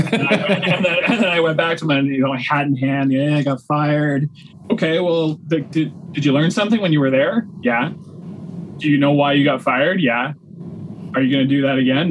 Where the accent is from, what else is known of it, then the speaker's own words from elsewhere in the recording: Waterloo Region, Ontario, Canada; also born or lived in Milton, Ontario; we moved to Waterloo region when I was in grade seven.